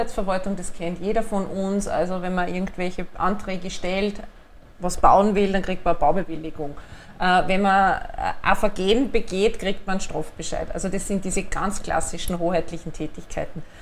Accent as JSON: {"language": "German", "region": "Upper Austria", "country": "Austria", "tie": "born or raised there", "said": "Äh, ich bin geborene Oberösterreicherin, das ist, glaube ich, da ganz, ganz wesentlich zu unterstreichen."}